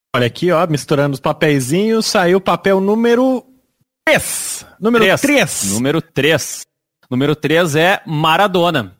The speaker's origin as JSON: {"language": "Portuguese", "region": "Rio Grande do Sul", "country": "Brazil", "said": "A gente é Bergamota porque a gente é do Rio Grande do Sul"}